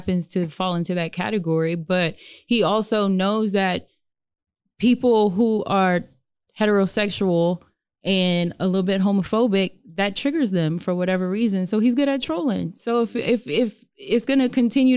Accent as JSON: {"language": "English", "region": "Louisiana", "country": "United States", "tie": "born or raised there", "moved": "yes", "lives_now": "Houston, United States", "said": "I grew up in Louisiana. I went to LSU"}